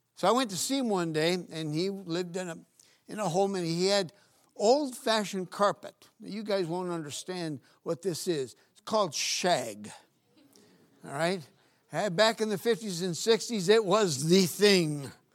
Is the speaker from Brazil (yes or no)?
yes; Northeast Region, Brazil; now in United States; Growing up in Brazil, I was, in the northeast part of Brazil